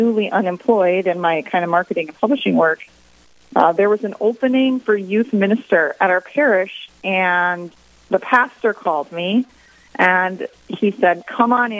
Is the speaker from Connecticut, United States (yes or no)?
no; East Grand Forks, Minnesota, United States; also born or lived in Mankato, Minnesota; move to my hometown here of East Grand Forks in 2008